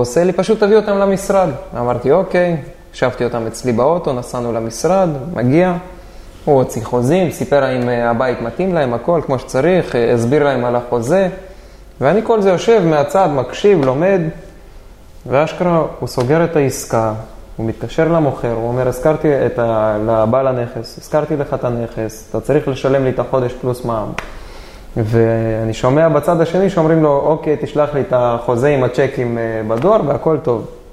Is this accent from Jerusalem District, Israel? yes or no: no; Dimona, Southern District, Israel; מהבית הכי רגיל שיש בדימונה, אני במקור דימונאי